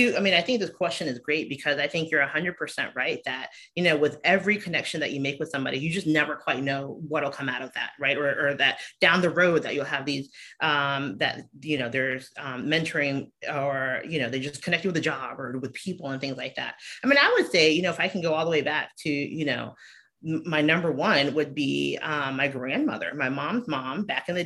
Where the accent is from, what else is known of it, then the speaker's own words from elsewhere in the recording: Savannah, Georgia, United States; moved away as an adult; also born or lived in Milwaukee, Wisconsin / Chicago / St. Louis; I was born and raised in Savannah, Georgia